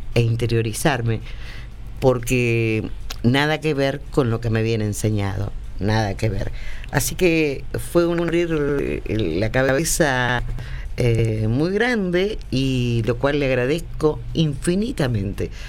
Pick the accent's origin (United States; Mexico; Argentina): Argentina; éramos argentinos y somos argentinos